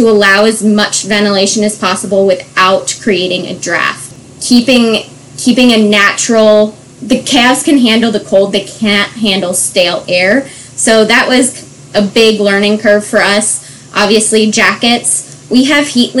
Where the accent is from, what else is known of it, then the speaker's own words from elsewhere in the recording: Bucks County, Pennsylvania, United States; also born or lived in Virginia / Lancaster County, Pennsylvania; I grew up in Bucks County, Pennsylvania